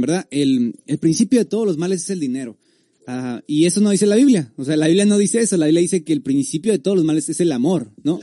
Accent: Tijuana, Baja California, Mexico; soy de Tijuana

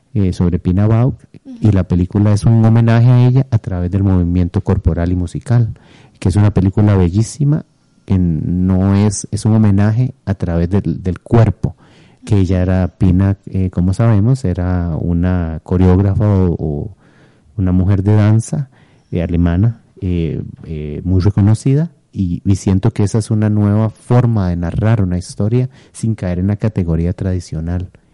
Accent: Costa Rica; moved away as an adult; also born or lived in eastern United States

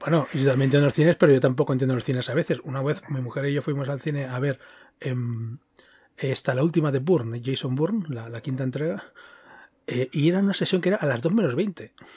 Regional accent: Girona, Catalonia, Spain; now in Madrid, Spain; aquí en Madrid es, más fácil, pero yo soy de Girona

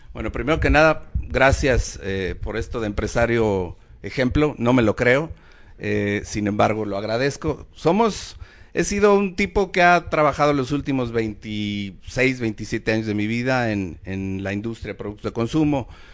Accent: Mexico; somos mexicanos

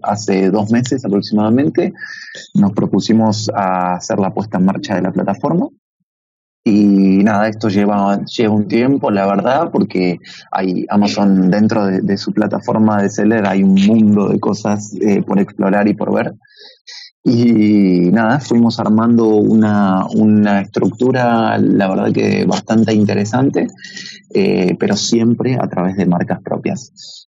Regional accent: Buenos Aires, Argentina; moved away as an adult; now in Madrid, Spain; mi acento no, no, no, me lo niega, soy argentino de Buenos Aires y viviendo y residiendo ya hace dos años en Madrid

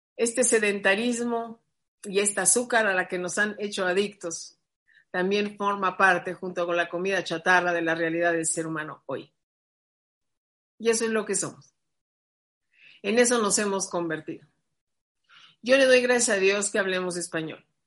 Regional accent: Mexico; yo soy mexicana

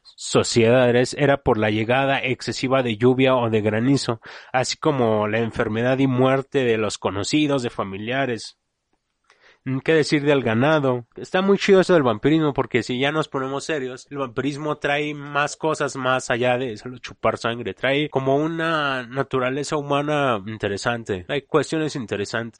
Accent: Mexico; como le conocemos aquí en México

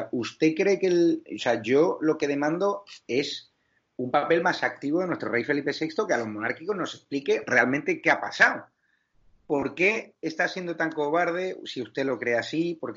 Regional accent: Spain; Yo como español y soy monárquico

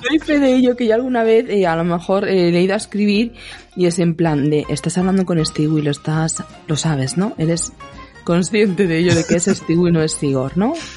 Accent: Andalusia, Spain; yo soy andaluza de pura cepa

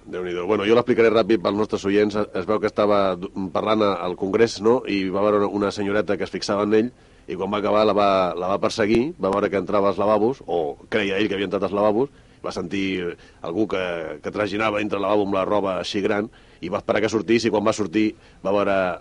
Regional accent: Badalona, Catalonia, Spain; jo sóc de Badalona

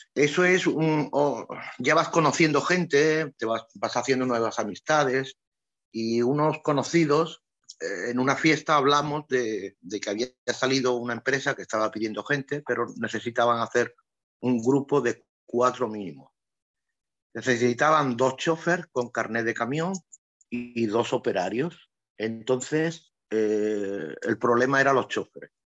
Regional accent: Andalusia, Spain; moved away as an adult; also born or lived in Ibiza / Morocco / Venezuela / Seville; now in Brandenburg, Germany; yo soy de Andalucía. Eh, los andaluces vivimos en la calle

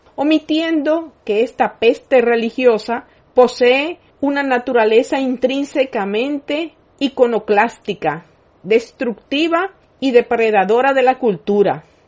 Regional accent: Dominican Republic; como nación y pueblo dominicanos

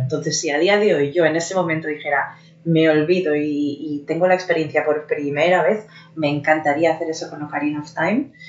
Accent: Barcelona, Catalonia, Spain; moved away as an adult; now in Germany; mi ciudad natal

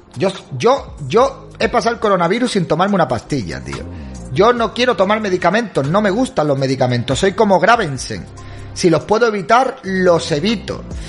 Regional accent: Spain; Soy hispano, soy español

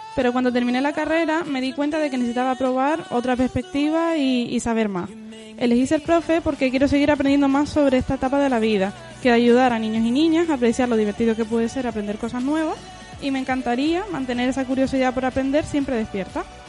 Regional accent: Gran Canaria, Canary Islands, Spain; moved away as an adult; now in Lanzarote, Spain; solo llevo viviendo aquí un año, realmente soy de Gran Canaria.

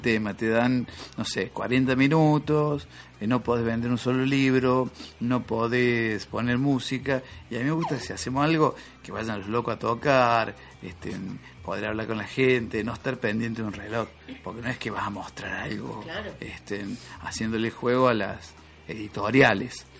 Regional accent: Tancacha, Córdoba, Argentina; volver a Tancacha que es el pueblo donde yo nací

